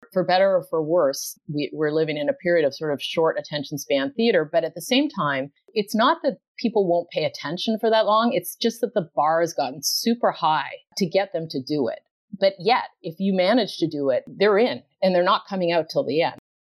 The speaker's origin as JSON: {"language": "English", "country": "Canada", "tie": "born or raised there", "moved": "yes", "said": "I grew up in Canada, not ocean territory"}